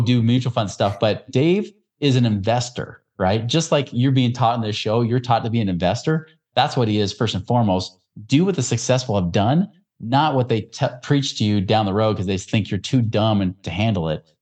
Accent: Oregon, United States; where I grew up in Oregon

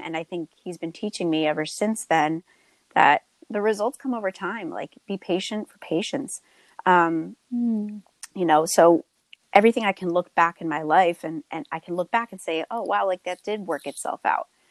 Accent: Tewksbury, New Jersey, United States; I'm currently living in my hometown of Tewksbury

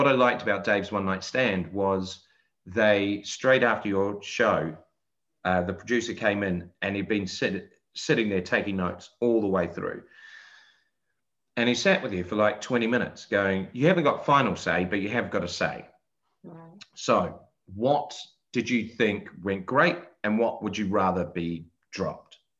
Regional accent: Christchurch, Canterbury, New Zealand; moved away; I'm from Christchurch

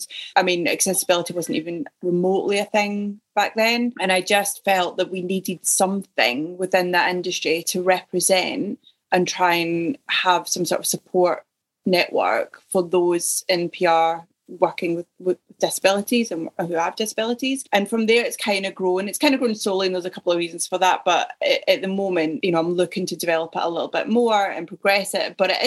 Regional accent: Ayrshire, Scotland, United Kingdom; moved away as an adult; also born or lived in Yorkshire / south coast of England / Surrey; now in Leeds, United Kingdom; Originally, I'm from Ayrshire in Scotland.

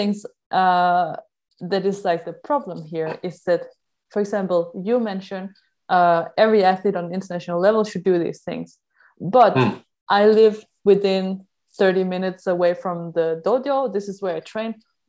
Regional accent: Ireland; So not just if I'm from Ireland, I get it, because I'm lucky, this is where I was born

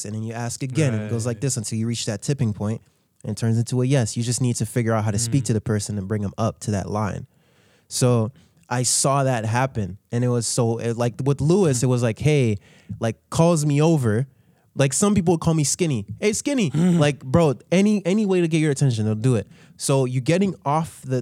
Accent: Haiti; moved away; I told them I was from Haiti

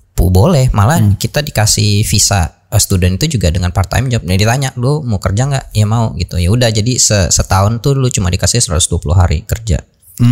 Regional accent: Indonesia; moved away as an adult; now in Hanover, Germany

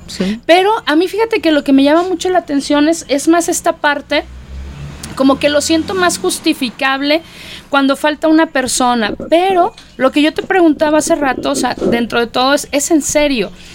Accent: Mexico; somos los mexicanos

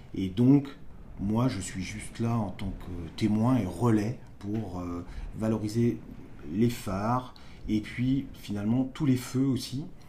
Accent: Côtes-d'Armor, Brittany, France; moved away; je viens des Côtes d'Armor, donc au bord de la mer

